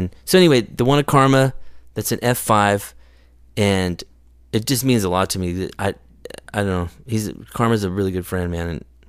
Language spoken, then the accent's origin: English; Visalia, California, United States; I grew up in Visalia.